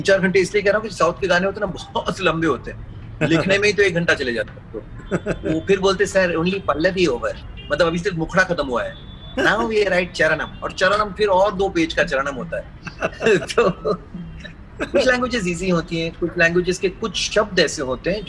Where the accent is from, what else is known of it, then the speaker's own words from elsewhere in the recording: Mumbai, Maharashtra, India; चूंकि मैं मुंबई में पला पड़ा हूँ मेरा सेकंड लैंग्वेज मराठी है मैंने स्कूल में सीखा है